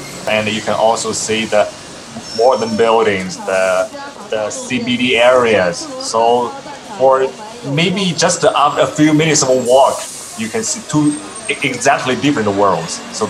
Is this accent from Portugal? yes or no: no; Beijing, China; English is a second language; I'm from Beijing, this city.